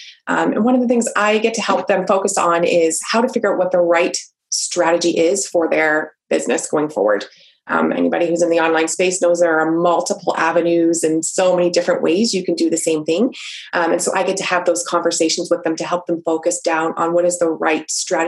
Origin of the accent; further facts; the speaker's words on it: Canada; I am Canadian. So hi from your neighbors in the north.